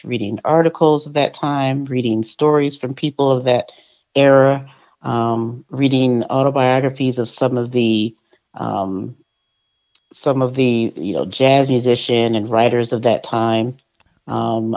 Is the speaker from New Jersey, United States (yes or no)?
yes; Montclair, New Jersey, United States; moved away; also born or lived in Chicago; In Montclair, New Jersey. By way of Chicago.